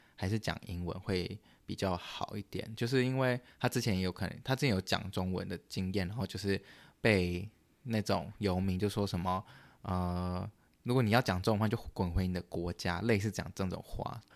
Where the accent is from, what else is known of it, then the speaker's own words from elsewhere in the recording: Canada; moved away as an adult; now in United States; 我是加拿大人